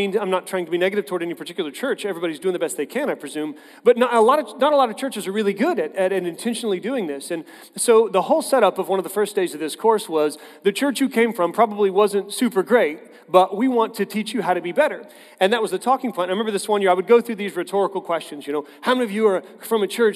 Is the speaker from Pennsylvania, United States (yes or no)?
no; Tulsa, Oklahoma, United States; I grew up in Tulsa